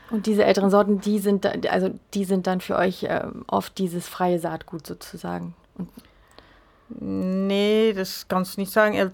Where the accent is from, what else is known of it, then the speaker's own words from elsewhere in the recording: Netherlands; now in Germany; seit über 20 Jahren hier in Mecklenburg sind allerdings, äh, also Isabelle ist Französin und ich bin Niederländerin.